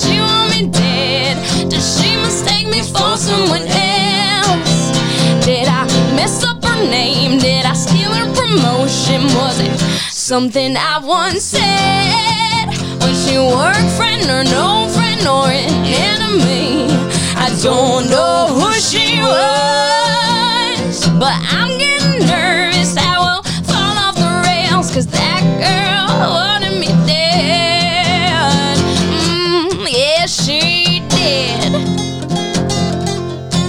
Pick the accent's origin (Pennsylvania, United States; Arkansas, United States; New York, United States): New York, United States; Cutchogue; we're on the North Fork. We're from Cutchogue.